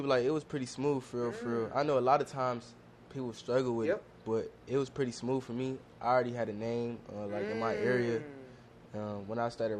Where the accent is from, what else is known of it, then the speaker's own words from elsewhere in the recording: Cleveland, Ohio, United States; For me, I'm from Cleveland, the west side.